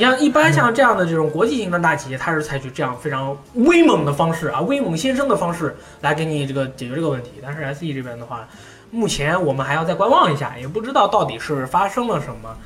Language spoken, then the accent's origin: Chinese; China; 我是中国人嘛，大家都是中国人嘛